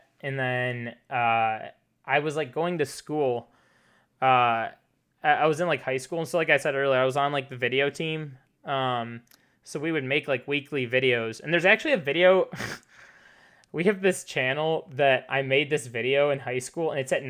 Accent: Detroit, Michigan, United States; born there; also born or lived in China / Texas / St. Louis; I've lived, like, all over the place. I was born in Detroit. My family and I lived in China for 3 years.

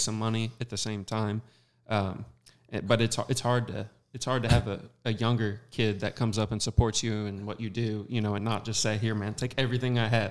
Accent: Southern Missouri, United States; I'm from Southern Missouri

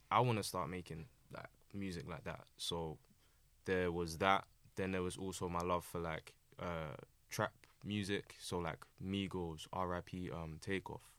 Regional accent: London, United Kingdom; born and raised in Southeast London, uh, predominantly, uh, Lewisham in the New Cross area

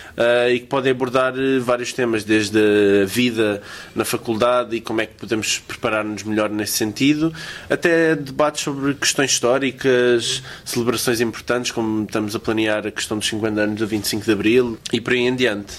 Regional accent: Loures, Lisbon, Portugal; sou de Louros

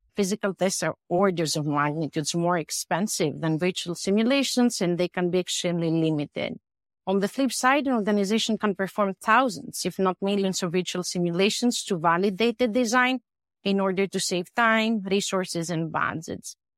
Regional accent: Greece; moved away as an adult; also born or lived in United States; I am originally from Greece. I came to the U S for master and P H D studies

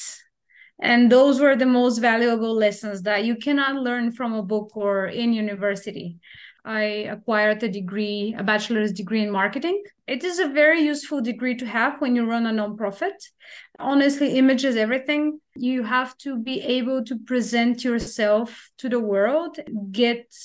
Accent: Bulgaria; moved away as an adult; we also have children in need, not only in my country, but in my hometown

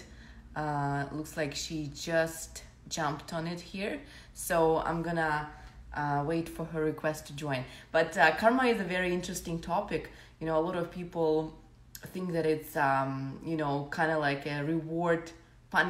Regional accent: Ukraine; I'm from Ukraine.

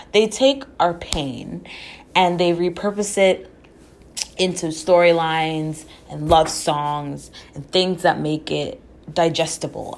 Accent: Jamaica; I am Jamaican.

